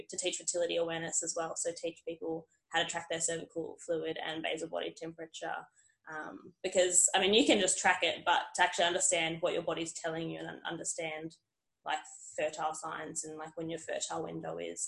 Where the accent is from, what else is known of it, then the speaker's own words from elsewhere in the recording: Perth, Western Australia, Australia; moved away as an adult; also born or lived in Esperance; now in Newcastle, Australia; I'm originally from Perth and moved over to New South Wales to get into the police force